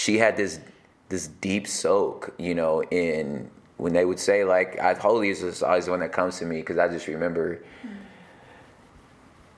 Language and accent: English; Los Angeles, California, United States; I was born in Los Angeles